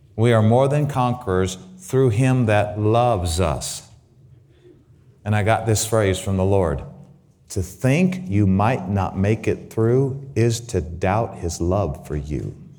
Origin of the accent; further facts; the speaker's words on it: Grand Junction, Colorado, United States; also born or lived in Waukegan, Illinois / Southern California; my mom, by the unconscious leading of the Holy Spirit, decided to move to Grand Junction, Colorado